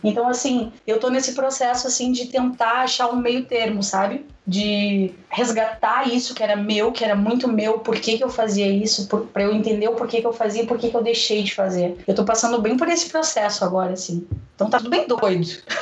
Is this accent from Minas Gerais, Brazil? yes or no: no; Porto Alegre, Rio Grande do Sul, Brazil; Eu sou natural de Porto Alegre, estou morando no interior, numa cidade chamada Amaral, bem pequenininho, no norte do estado.